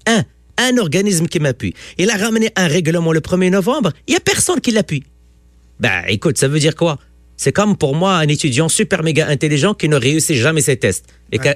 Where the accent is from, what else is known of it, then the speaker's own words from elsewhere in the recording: Quebec, Canada; En tant que Québécois